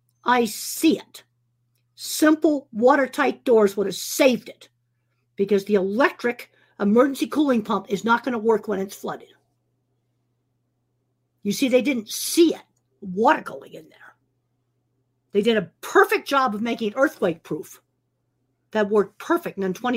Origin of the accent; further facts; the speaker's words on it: East Coast, United States; I came from the East Coast. We didn't even have cattle there.